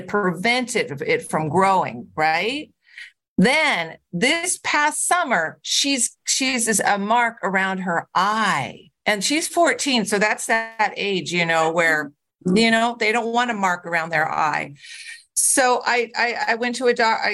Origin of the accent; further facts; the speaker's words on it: California, United States; moved away; I'm from California originally